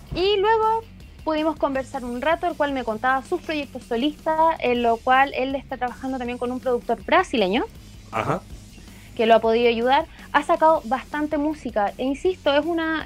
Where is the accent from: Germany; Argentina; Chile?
Chile; en Chile tenemos mucha música